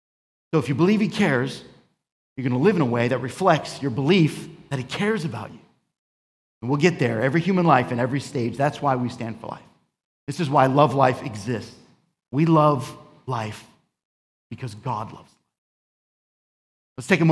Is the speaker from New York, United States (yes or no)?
yes; New York, United States; also born or lived in Florida; And I grew up in New York and South Florida, between these two places.